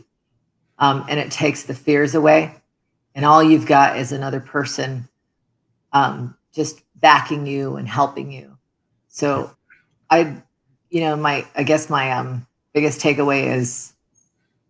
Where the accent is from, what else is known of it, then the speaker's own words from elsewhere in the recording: Toronto, Ontario, Canada; English is a second language; moved away as an adult; also born or lived in Middle East; now in United States; we immigrated as refugees to Canada, where I had mentioned I grew up